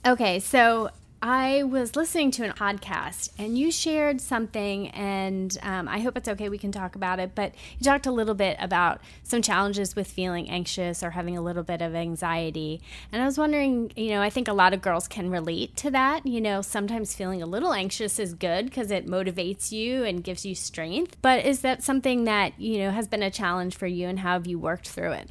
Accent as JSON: {"language": "English", "town": "Massapequa", "region": "New York", "country": "United States", "said": "East Coast soccer girl from Massapequa, Long Island"}